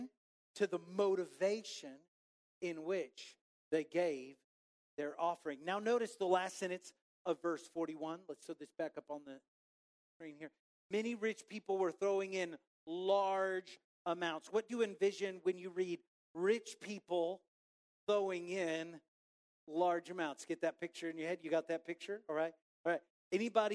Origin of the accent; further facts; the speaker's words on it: Waco, Texas, United States; moved away; also born or lived in Highland Park; growing up in Waco